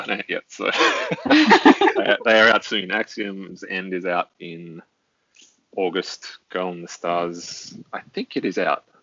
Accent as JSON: {"language": "English", "country": "Australia"}